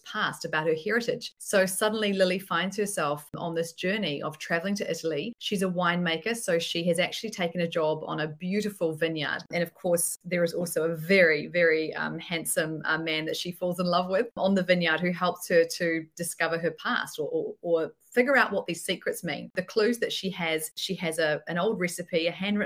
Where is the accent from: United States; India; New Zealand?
New Zealand; I'm in New Zealand, if you haven't been able to tell by my strange accent